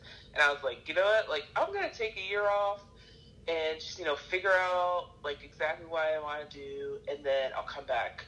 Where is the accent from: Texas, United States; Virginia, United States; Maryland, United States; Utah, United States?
Maryland, United States; first language English; moved away as an adult; also born or lived in Arkansas; now in China; I'm actually from Maryland